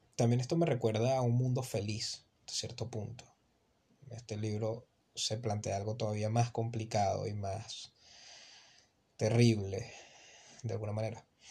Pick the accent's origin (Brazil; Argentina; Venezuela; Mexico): Venezuela; yo soy un muchacho de Venezuela.